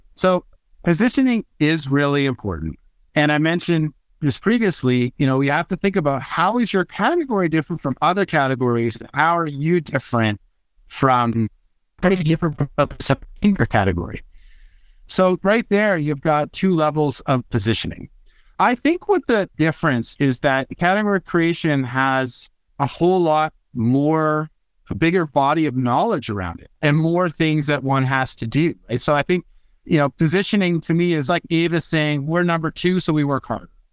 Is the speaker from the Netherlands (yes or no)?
no; Canada; I'm Canadian